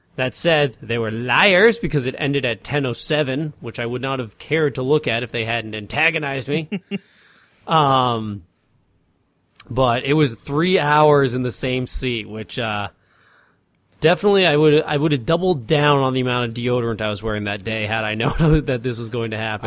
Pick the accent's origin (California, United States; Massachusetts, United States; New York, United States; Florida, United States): Massachusetts, United States; moved away; driving through, uh, town in Massachusetts, getting to my hometown